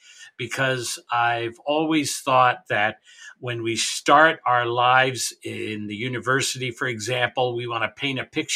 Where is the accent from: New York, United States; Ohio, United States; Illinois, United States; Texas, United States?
New York, United States; moved away; I grew up in New York